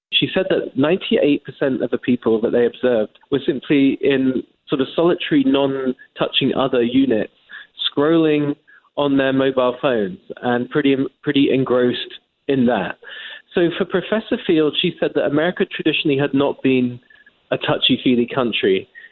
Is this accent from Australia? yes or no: no; England, United Kingdom; moved away as an adult; now in United States; as an Englishman, as you can tell by my accent